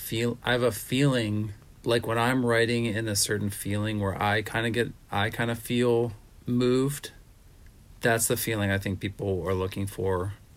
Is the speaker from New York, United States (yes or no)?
no; Pittsburgh, Pennsylvania, United States; also born or lived in Minnesota / Honolulu; I come from Pittsburgh and Minnesota and.